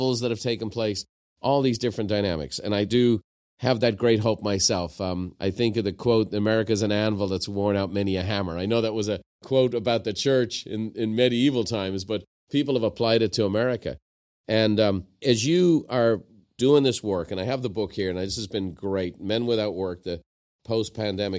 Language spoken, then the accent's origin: English; Ireland; I'm from Ireland